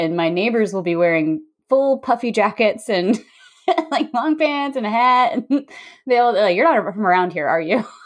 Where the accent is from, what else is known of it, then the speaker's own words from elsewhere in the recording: Washington, District of Columbia, United States; moved away as an adult; now in San Diego, United States; I was from Washington, D.C.